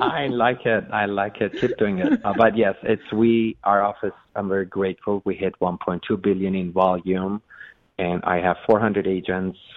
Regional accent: Iran; English is a second language; moved away as an adult; also born or lived in Los Angeles, United States; now in United States; I was born in Los Angeles. I was 30 days old, moved to Iran with my mother.

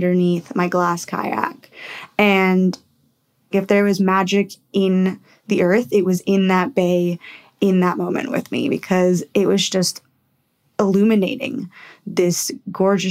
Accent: Puerto Rico; now in Western Australia, Australia; my home country. So I'm from Puerto Rico

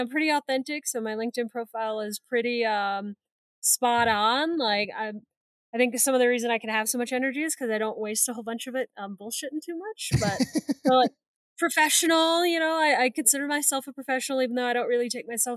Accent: Indiana, United States; also born or lived in Ohio; I was born in Ohio, but moved to Indiana when I was like 4

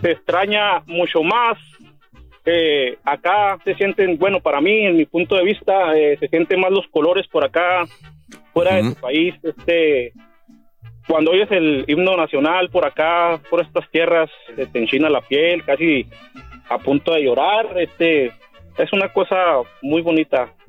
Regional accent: Chihuahua, Mexico; moved away as an adult; now in United States; Soy originario de Chihuahua, Chihuahua

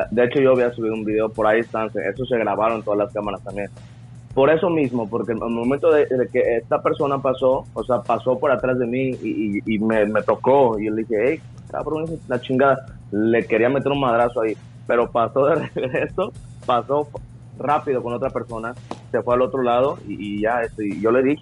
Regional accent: Mexico; Yo, yo crecí en México, pero México cuando estaba niño estaba eso del Big Brother y todo eso.

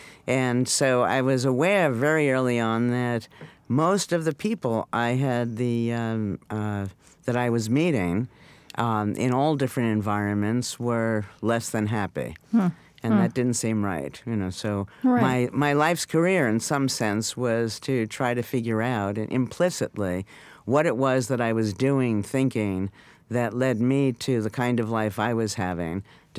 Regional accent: New York, United States; New York.

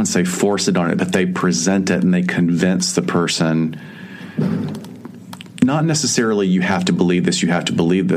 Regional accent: Alabama, United States; accent: Southern; I'm from Alabama

